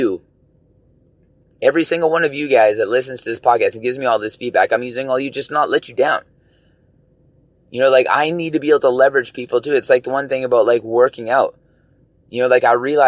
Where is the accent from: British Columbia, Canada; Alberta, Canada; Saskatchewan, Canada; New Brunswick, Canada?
British Columbia, Canada; all of us as, you know, BC residents